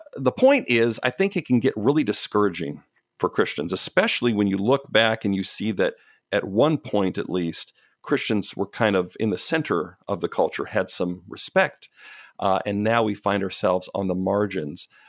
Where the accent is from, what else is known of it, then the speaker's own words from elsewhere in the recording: Canada; moved away as an adult; also born or lived in Pacific Northwest near Portland, Oregon; now in Portland, United States; I'm Canadian. I grew up, born and raised in Canada, moved down to the States in my twenties